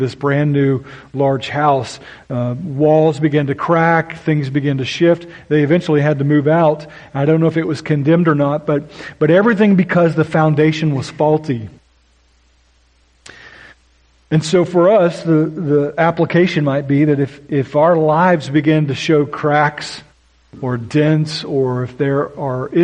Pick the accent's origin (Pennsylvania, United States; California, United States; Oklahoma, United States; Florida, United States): Oklahoma, United States; moved away; I grew up in Oklahoma, which accounts for my weird accent at times